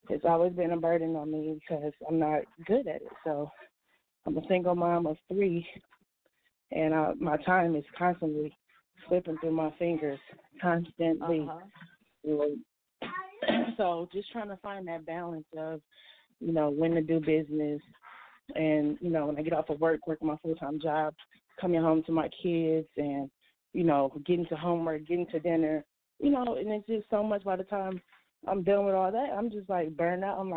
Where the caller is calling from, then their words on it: Milwaukee, Wisconsin, United States; But I'm coming from Milwaukee, Wisconsin, and I just want to thank you for these calls